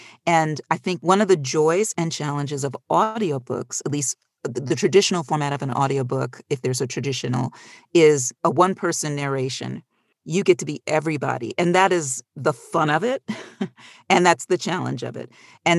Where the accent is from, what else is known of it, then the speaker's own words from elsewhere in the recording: Chicago, Illinois, United States; moved away as an adult; also born or lived in New York; I'm from Chicago originally. I went to, as was mentioned, New York University.